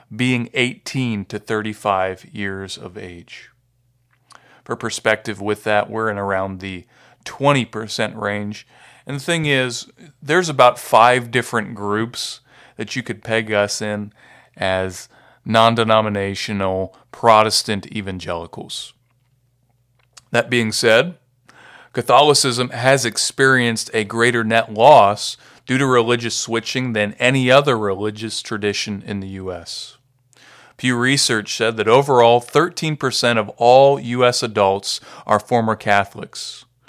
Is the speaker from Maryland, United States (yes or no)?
no; Marietta, Ohio, United States; also born or lived in Delaware, Ohio; I'm from Marietta, Ohio